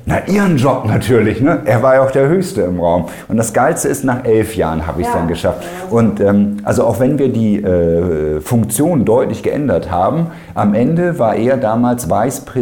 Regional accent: Bremen, Germany; born there; ich bin gebürtiger Bremer, darum, wenn wir denn mal irgendwann zum Lieblingsverein kommen, ist natürlich klar Werder Bremen.

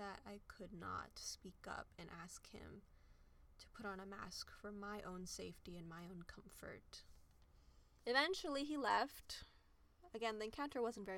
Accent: United States; I am just as much American as anyone else

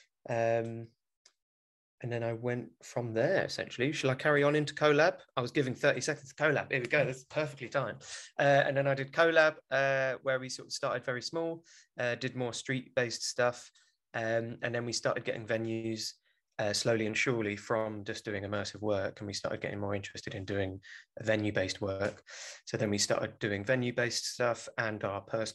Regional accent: London, United Kingdom; I grew up in South London, born and raised from Welsh parents

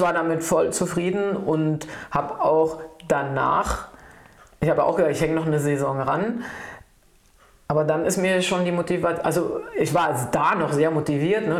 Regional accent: Berlin, Germany; also born or lived in Saarbrücken; ich bin Berlinerin, echte. Spandauerin, aber in Charlottenburg geboren, nein, ja. Aber ich bin Berlinerin, wirklich schon immer, habe auch hier gelebt

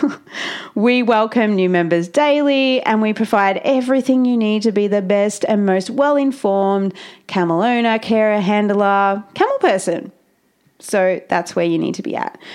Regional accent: Australia; I'm Australian and I don't really talk like

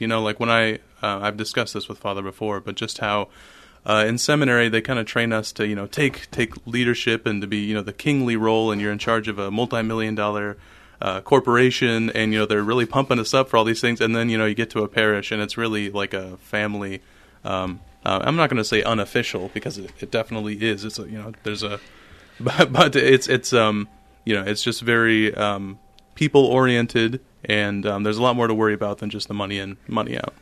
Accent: Urbandale, Iowa, United States; moved away as an adult; now in Saint Paul, United States; my home parish is Saint Pius the Tenth, uh, in Urbandale. And so, I attended Catholic schools my whole life. First, uh, kindergarten through eighth grade in, uh, Saint Pius the Tenth.

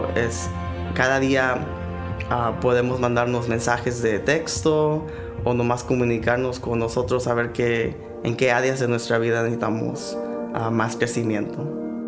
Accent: Mexico; como buenos mexicanos

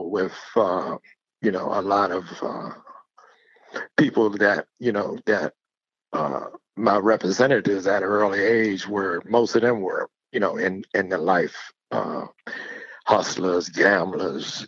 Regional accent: Washington, District of Columbia, United States; moved away as an adult; now in North Carolina, United States; I grew up in Washington, D.C. Washington, D.C. is my home.

